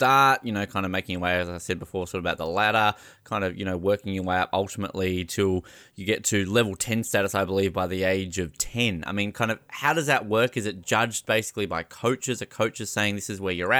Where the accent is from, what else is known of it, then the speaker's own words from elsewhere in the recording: Australia; as an Australian